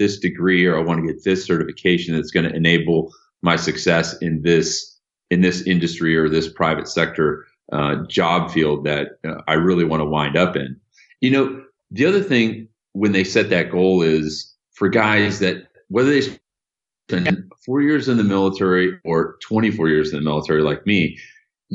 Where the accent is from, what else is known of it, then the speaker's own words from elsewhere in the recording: Illinois, United States; I'm from Illinois and I had the Illinois Veterans Grant.